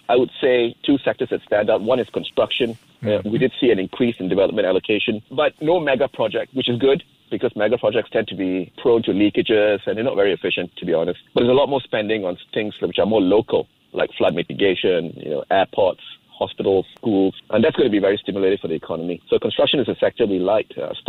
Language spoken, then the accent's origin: English; Singapore; You know, being a Singaporean, you know petrol in Malaysia is extremely cheap, very heavily subsidized.